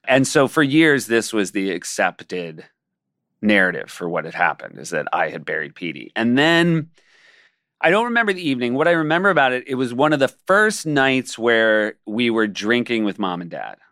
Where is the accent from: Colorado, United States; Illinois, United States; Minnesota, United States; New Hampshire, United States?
New Hampshire, United States; We grew up in New Hampshire